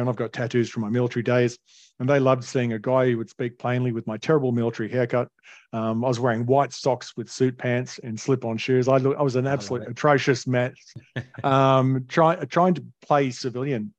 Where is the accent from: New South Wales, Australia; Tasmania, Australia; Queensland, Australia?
New South Wales, Australia; Alstonville; I grew up in Northern Rivers in a retirement village called Alstonville, which is between Ballina and Lismore